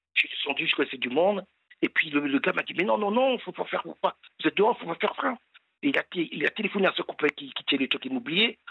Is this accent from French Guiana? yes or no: yes; French Guiana; je suis de Guyane